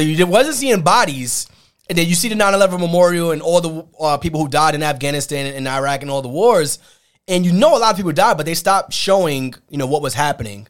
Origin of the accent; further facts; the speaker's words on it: New York, United States; growing up in New York